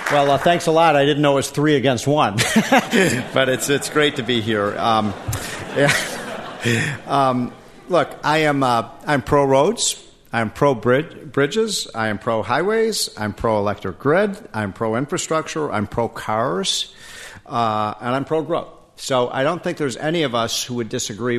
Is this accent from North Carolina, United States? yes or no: no; Illinois, United States; moved away; also born or lived in Washington, D.C. / Virginia; In Illinois, my home state